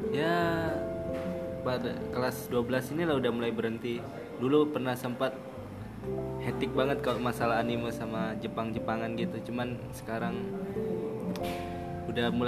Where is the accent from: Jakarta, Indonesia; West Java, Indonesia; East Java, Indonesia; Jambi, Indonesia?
East Java, Indonesia; Mojokerto; Gue asalnya dari Mojokerto